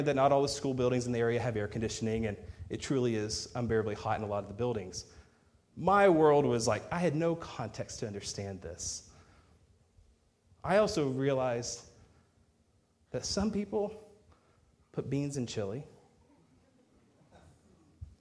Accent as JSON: {"language": "English", "region": "Texas", "country": "United States", "moved": "as an adult", "said": "I'm a Texan"}